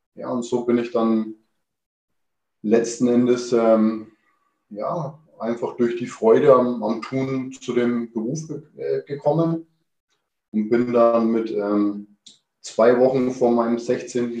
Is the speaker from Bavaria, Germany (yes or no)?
yes; Kulmbach, Bavaria, Germany; ich bin im Restaurant meiner Eltern groß geworden. Ähm, der Gasthof zum Seelöwen mhm. in Kulmbach